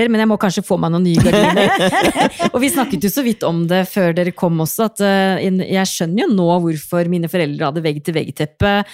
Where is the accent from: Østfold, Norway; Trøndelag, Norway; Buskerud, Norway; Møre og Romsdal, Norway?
Buskerud, Norway; Drammen; jeg er fra Drammen, jeg har knapt nok